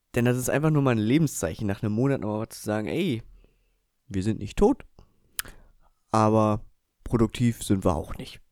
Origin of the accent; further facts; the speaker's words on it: Eifel, Rhineland-Palatinate, Germany; wo ich herkomme. Und da habe ich eben auch gesagt, ja, aus der Eifel